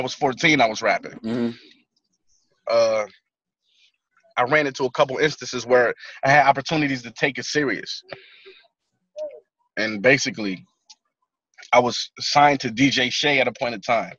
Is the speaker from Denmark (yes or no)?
no; Buffalo, New York, United States; when you from a place like that, in a city like Buffalo, man, you got extreme pride